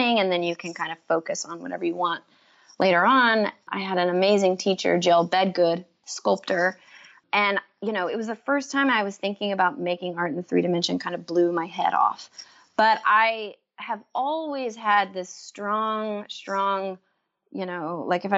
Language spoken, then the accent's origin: English; Waco, Texas, United States; moved away; also born or lived in New York; growing up in Waco